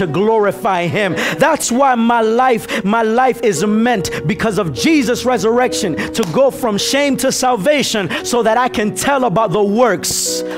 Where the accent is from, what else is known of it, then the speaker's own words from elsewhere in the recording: Nicaragua; I'm really from Nicaragua, but you know, my wife is Dominican